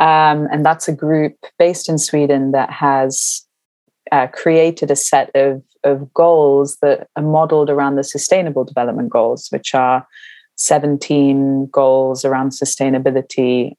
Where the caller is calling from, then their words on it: London, United Kingdom; I'm calling from London and I am well.